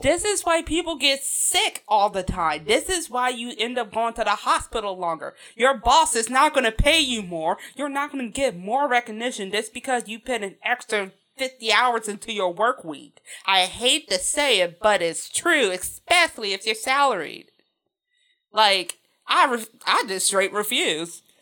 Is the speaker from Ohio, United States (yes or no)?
no; Chicago, Illinois, United States; I grew up in Chicago